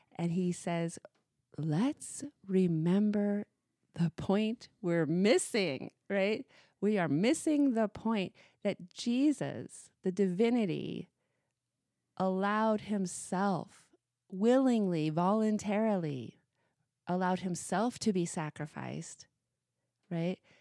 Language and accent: English; Missoula, Montana, United States; growing up in Missoula, Montana